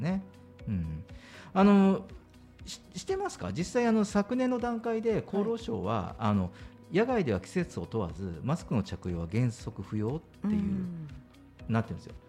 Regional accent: Kyushu, Japan; moved away; 僕九州人なんで

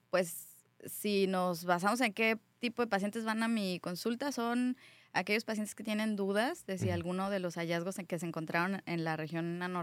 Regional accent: Querétaro, Mexico; born there; also born or lived in Colima; yo nací en Querétaro, viví muchos años en Colima, ahí hice medicina, eh, mi familia migró a vivir a Estados Unidos, yo me quedé en México

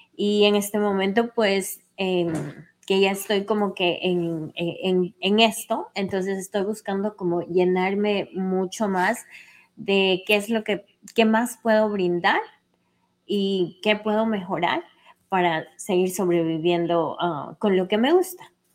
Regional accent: Cuenca, Azuay, Ecuador; now in New York, United States; soy ecuatoriana, vengo de Cuenca, de un lugar que se llama Sinincay

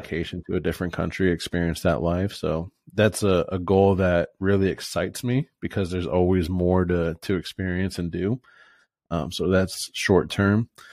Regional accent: Fort Myers, Florida, United States; moved away as an adult; now in Boise, United States; born and raised in Florida, Fort Myers, Naples area.

